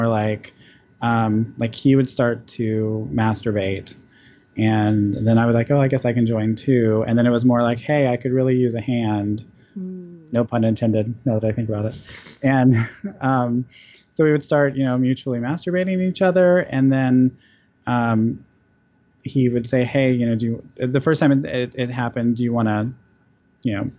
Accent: Georgia, United States; also born or lived in Texas; my family's from Texas, I'm from Georgia

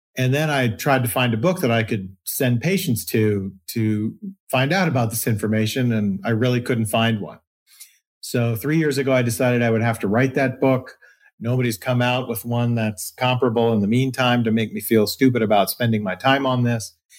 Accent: Philippines; I was born in the Philippines

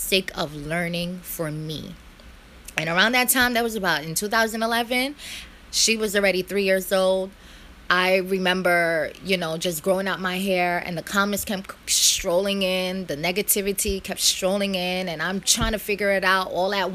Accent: New York City, New York, United States; born here, raised in America, been here all my life in Brooklyn

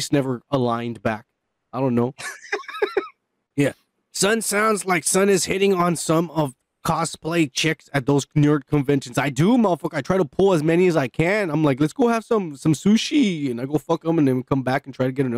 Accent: United States; I was born in America. My parents are the Mexicans

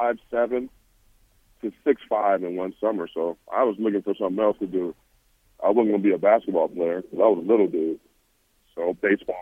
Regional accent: Los Angeles, California, United States; our fields and our facilities where I grew up in South Central

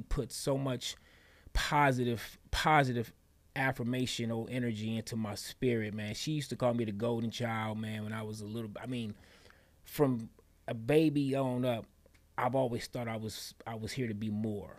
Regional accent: Detroit, Michigan, United States; born and raised in Detroit, Michigan

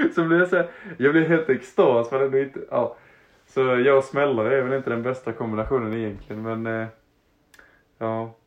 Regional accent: Harplinge, Halland County, Sweden; jag hade typ um, bott i Harplinge kanske... Det var där jag växte upp. Jag flyttade runt lite, sen så hamnade jag i Harplinge, en liten plats utanför Halmstad.

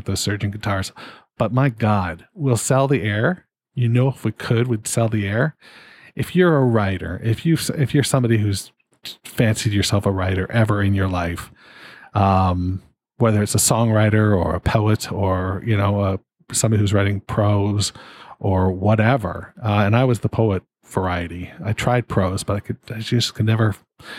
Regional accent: Canada; being a Canadian

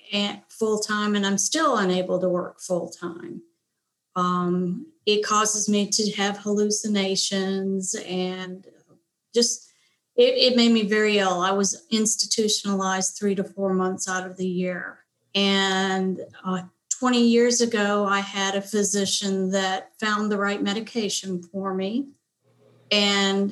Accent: Detroit, Michigan, United States; moved away as an adult; now in Nashville, United States; I'm from Detroit, Michigan.

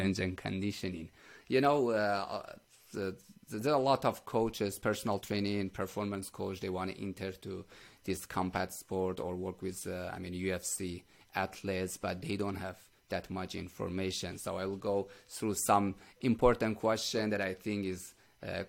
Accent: Iran; I'm from Iran

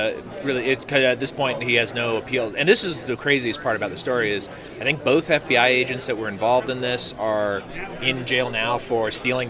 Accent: California, United States; moved away as an adult; also born or lived in Virginia; now in Texas, United States; I'm from California

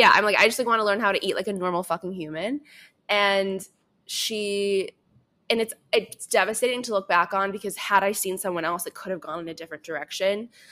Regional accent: suburbs outside of Chicago, Illinois, United States; I grew up, um, in, in the suburbs outside of Chicago

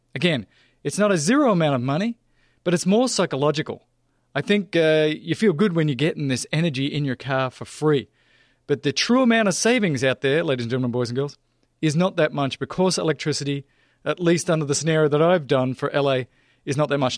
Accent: Australia; moved away; I grew up driving in Australia on the farm, twelve-year-old

